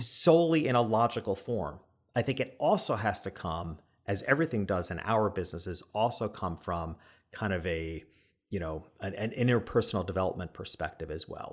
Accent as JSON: {"language": "English", "region": "New York", "country": "United States", "said": "being a New Yorker"}